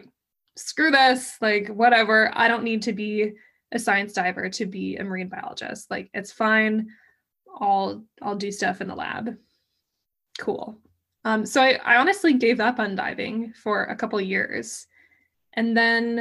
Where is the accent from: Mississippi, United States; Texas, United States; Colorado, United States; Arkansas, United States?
Colorado, United States; moved away as an adult; also born or lived in Miami; I grew up in Colorado